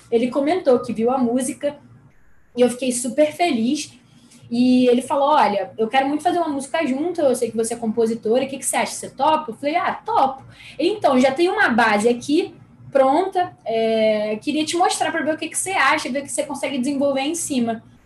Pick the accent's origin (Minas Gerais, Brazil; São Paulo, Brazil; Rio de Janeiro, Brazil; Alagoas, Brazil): Rio de Janeiro, Brazil; sou carioca da Gema, nascida e criada no Rio